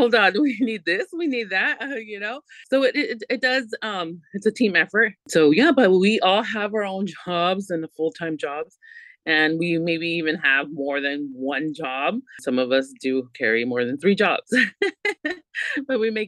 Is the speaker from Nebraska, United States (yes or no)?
no; Santa Barbara, California, United States; we're all locals from Santa Barbara